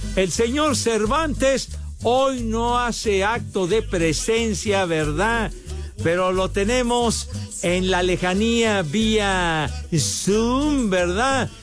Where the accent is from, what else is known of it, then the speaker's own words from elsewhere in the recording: Mexico City, Mexico; Orgullosamente iztapalapense